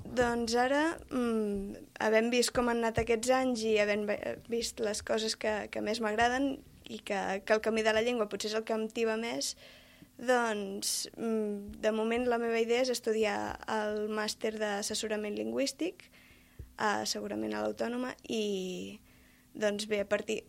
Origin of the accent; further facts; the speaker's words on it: Els Pallaresos, Catalonia, Spain; jo sóc de Pallaresos